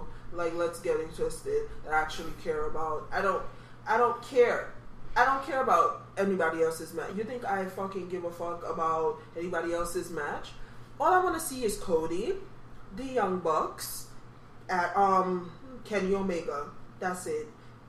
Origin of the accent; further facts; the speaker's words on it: Jamaica; I'm Jamaican, so Duppy means ghost.